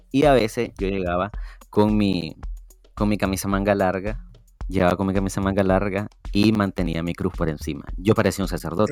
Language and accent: Spanish; Matiguás, Matagalpa, Nicaragua; soy de Matihuas Matagalpa